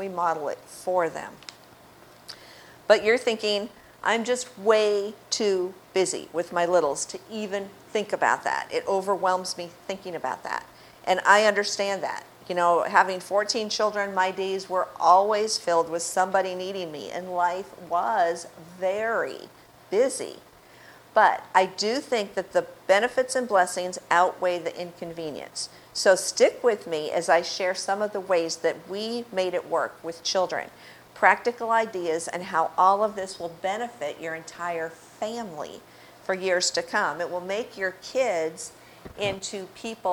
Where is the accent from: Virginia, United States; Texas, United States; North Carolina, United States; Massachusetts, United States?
Massachusetts, United States; Cape Cod; moved away as an adult; also born or lived in Florida; growing up on Cape Cod